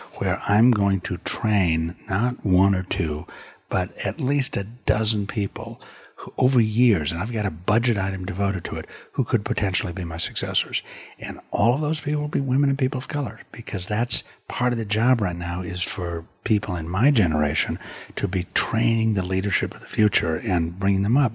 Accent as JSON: {"language": "English", "country": "United States", "also_born_or_lived": "Europe", "said": "I am an American artist"}